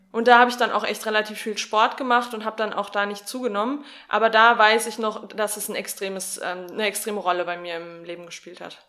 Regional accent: Sauerland, North Rhine-Westphalia, Germany; ich bin ja im Sauerland aufgewachsen

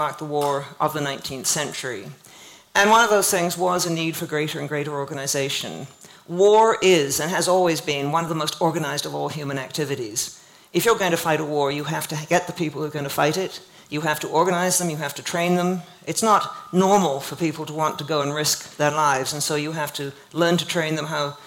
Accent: Canada; I grew up in Canada

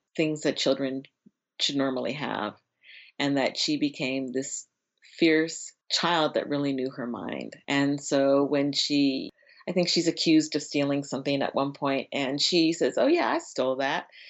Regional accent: Los Angeles, California, United States; I grew up in Laurel Canyon, you know, that's kind of my environment, you know, I, it's, you know, I am from L A, I'm basically from Hollywood

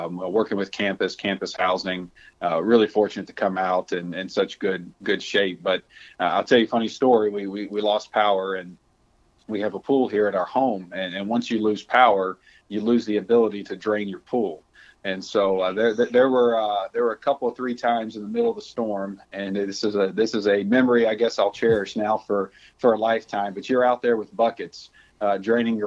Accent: South Louisiana, United States; moved away; I'm from South Louisiana originally, and most of my family lives in the southern parts of that state

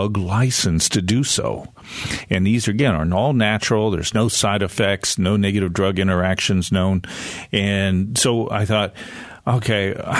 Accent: United States; moved away as an adult; now in Western North Carolina, United States; I grew up on a farm right on the Pennsylvania-Ohio border between Cleveland and Pittsburgh

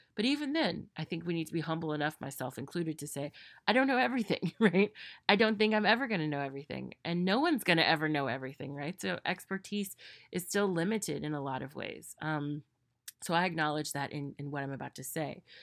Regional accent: United States; myself as an American

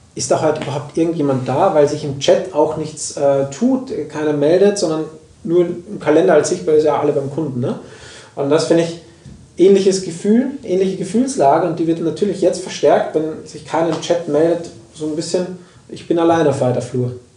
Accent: Austria; moved away; ich komme aus Österreich

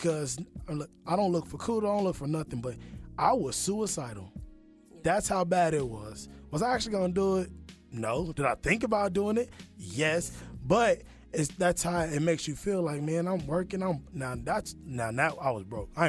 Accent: Kansas City, United States; moved away as an adult; now in Atlanta, United States; I'm from Kansas City. And I moved here without a job

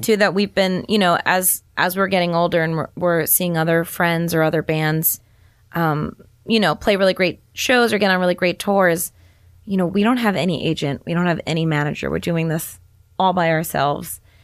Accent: New York, United States; I'm from New York

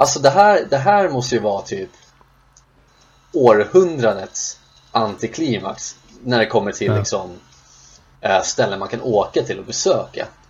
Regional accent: Sundbyberg, Stockholm County, Sweden; där vi växte upp i Rissne

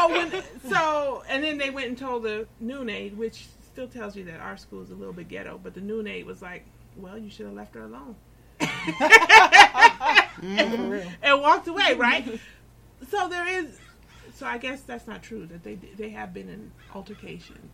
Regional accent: Los Angeles, California, United States; I grew up on Florence and Crenshaw

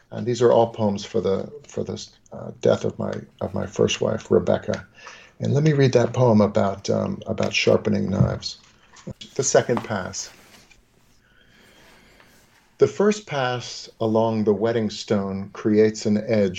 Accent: New York, United States; we grew up in New York

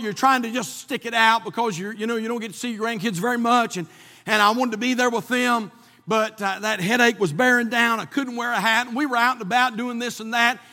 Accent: North Carolina, United States; we're from North Carolina, not from Israel

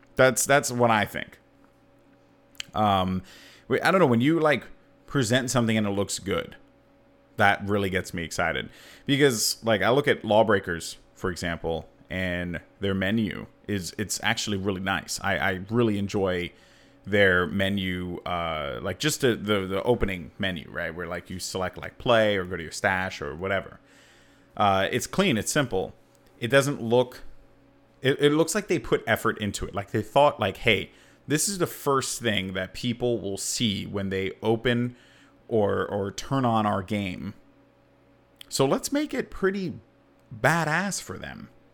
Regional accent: New York City, New York, United States; as a New Yorker

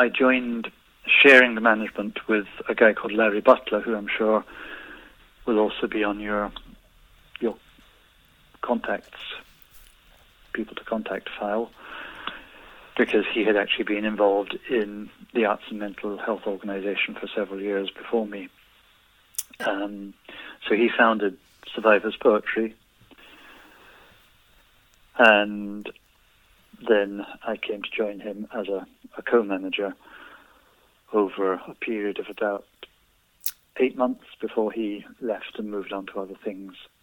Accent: England, United Kingdom; moved away as an adult; also born or lived in Worcester / Leicester / Surrey / Scotland; In England. Born in Worcester, lived much of my life in Leicester, and escaped from Surrey to go to university in Scotland

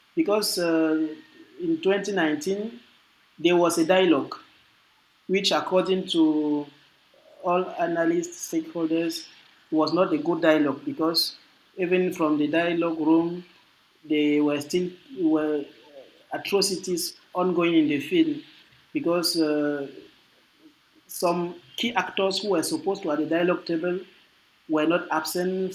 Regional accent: Francophone Cameroon, Cameroon; I'm from the French-speaking part, so I speak French

